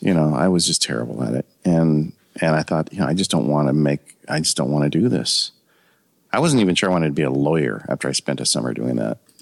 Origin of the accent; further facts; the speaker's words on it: Ontario, California, United States; I grew up in Ontario, California, which is um, a suburb um, about 30, 40 miles east of Los Angeles.